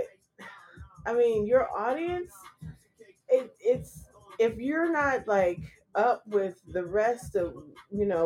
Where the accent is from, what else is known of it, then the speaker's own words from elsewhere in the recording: California, United States; I'm from the West Coast, so from Cali